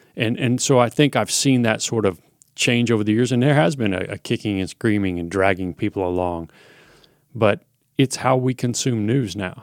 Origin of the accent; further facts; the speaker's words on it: Little Rock, Arkansas, United States; moved away as an adult; also born or lived in Oklahoma City, Oklahoma / Eugene, Oregon; I grew up in Little Rock, Arkansas